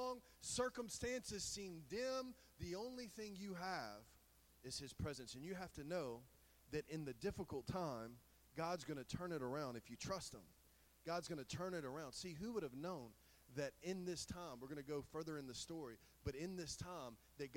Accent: the South, United States; We're all from the South

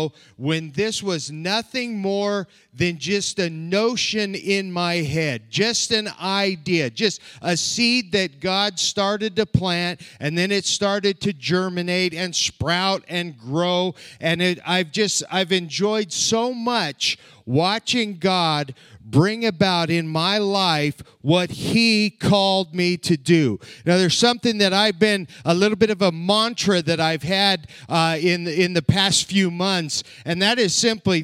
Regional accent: southern Colorado, United States; moved away as an adult; also born or lived in Ukraine; now in Lexington, Nebraska, United States; I was born and raised in southern Colorado

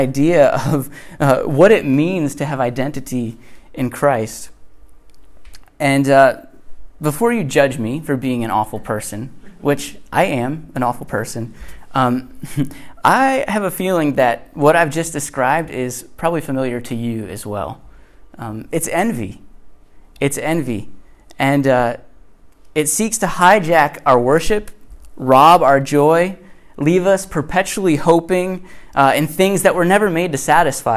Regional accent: Connecticut, United States; born or raised there; moved away

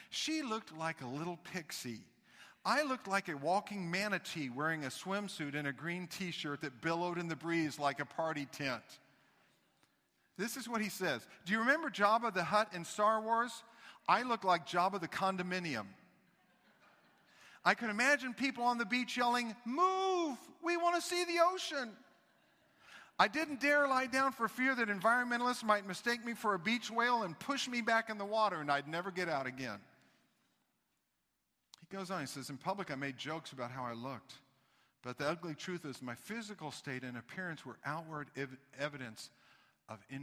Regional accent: the South, United States; moved away; I'm from the South

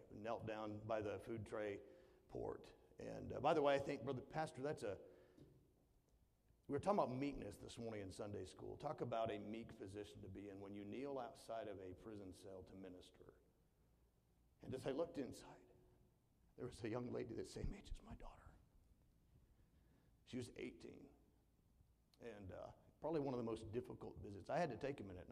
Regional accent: the South, United States; I'm from the South

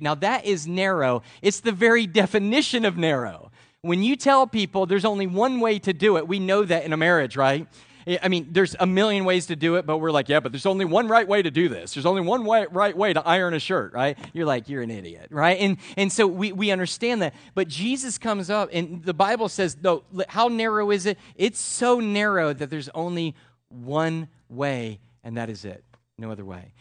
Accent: United States; That's how we live as Americans

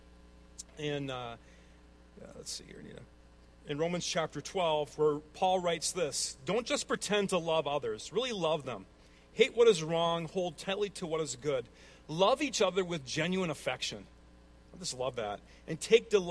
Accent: Midwest, United States; accent: Midwestern; my strange Midwestern accent

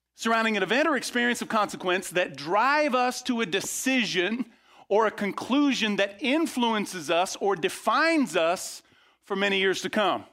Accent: outside of Tampa, Florida, United States; I grew up outside of Tampa, Florida

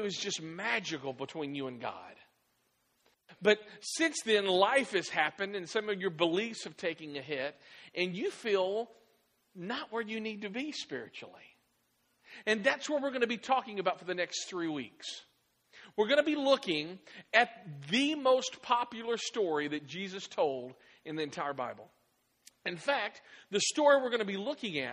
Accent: Clarksville, Tennessee, United States; moved away as an adult; also born or lived in Dallas, Texas / Auburn, Alabama / Virginia Beach, Virginia / Iowa; I am from Clarksville. Clarksville is my home. I was actually born here in Clarksville

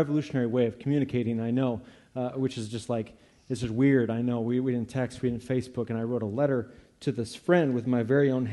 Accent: Eureka, United States; I grew up here in Eureka, but I didn't grow up in a church

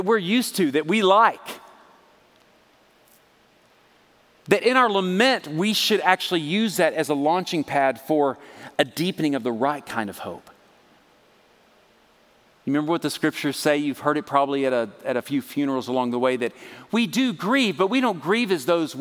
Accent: Texas, United States; I'm from Texas

